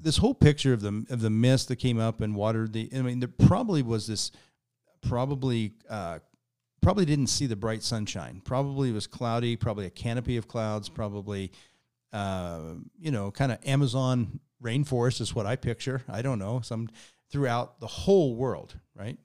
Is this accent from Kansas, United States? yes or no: yes; Kansas, United States; I grew up in Kansas, which is about as far from the ocean as you can get.